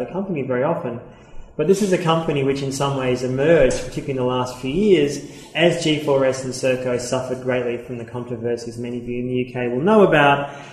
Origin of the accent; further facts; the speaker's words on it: Australia; accent: Australian; I'm Australian, as you can tell by my accent